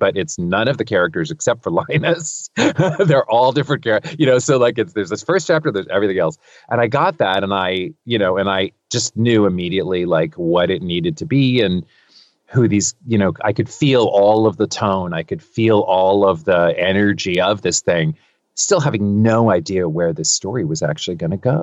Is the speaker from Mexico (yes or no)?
no; California, United States; I'm from California. I was born and raised here